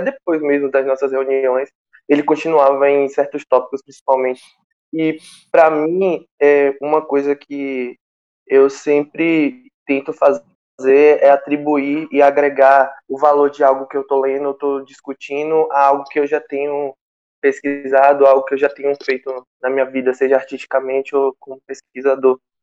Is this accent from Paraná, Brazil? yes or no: no; Camamu, Bahia, Brazil; Sou natural de Camamu